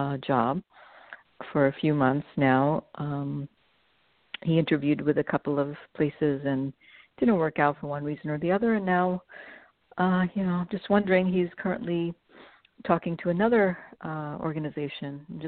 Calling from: New Jersey, United States; I'm calling from New Jersey.

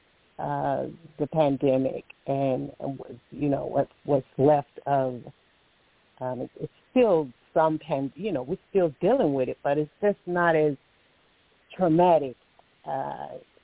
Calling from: Alabama, United States; I'm calling from Alabama

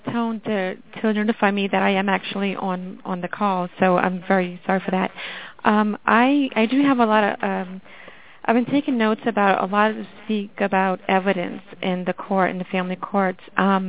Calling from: Colorado, United States; I'm calling from Colorado.

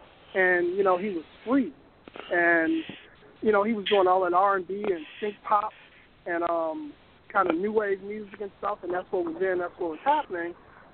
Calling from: Chicago, Illinois, United States

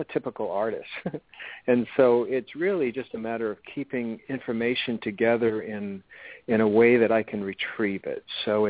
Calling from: Williamsburg, Virginia, United States; I'm calling from Williamsburg, Virginia. That's where my home is.

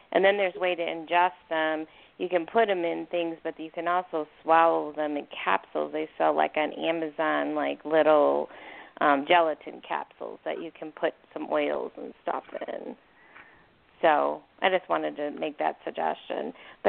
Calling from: Arizona, United States; from Arizona.

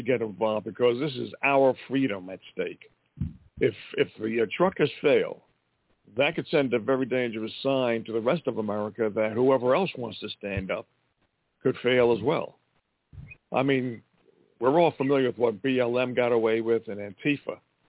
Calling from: Montana, United States

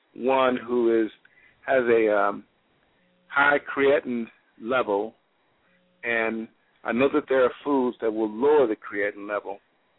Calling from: Reynoldsburg, Ohio, United States; I'm calling from Ohio, Reynoldsburg, Ohio.

